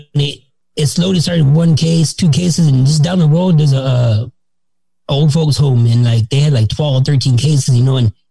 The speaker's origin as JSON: {"language": "English", "town": "Los Angeles", "region": "California", "country": "United States", "tie": "born or raised there", "said": "I was born and raised California. I was born in East LA, but if anybody knows Southern California, I was raised in the San Fernando Valley"}